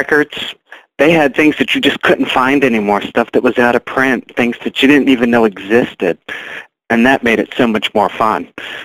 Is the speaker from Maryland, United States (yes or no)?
yes; Baltimore, Maryland, United States; grew up in Baltimore, always lived in Baltimore